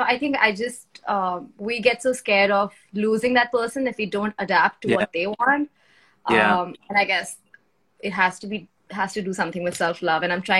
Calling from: India; I'm dialing in from India.

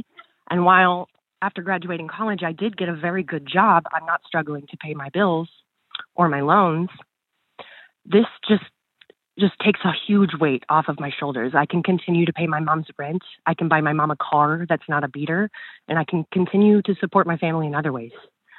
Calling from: Springfield, Missouri, United States; I'm calling from Springfield, Missouri.

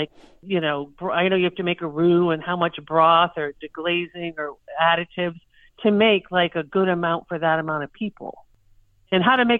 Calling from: Hollis, New Hampshire, United States; I am calling from Hollis, New Hampshire, which is right on the Massachusetts border.

